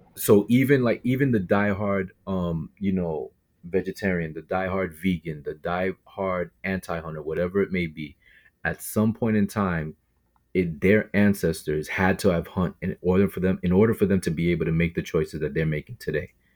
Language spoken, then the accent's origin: English; Brooklyn, New York, United States; now in Queens, New York, United States; I'm actually born and raised in Brooklyn